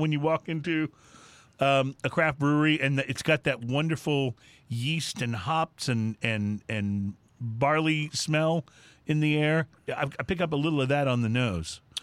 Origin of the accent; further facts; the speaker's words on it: Texas, United States; I grew up in Texas